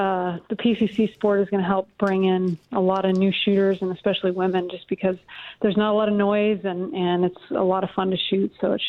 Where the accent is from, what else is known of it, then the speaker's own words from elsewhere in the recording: Colorado, United States; I just pulled into Georgia. I'm from Colorado, but I'm heading to South Carolina for an event.